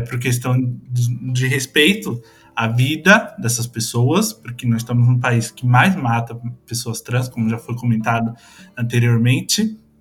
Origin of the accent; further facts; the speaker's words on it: São Paulo, Brazil; moved away; eu venho de São Paulo, né? São Paulo capital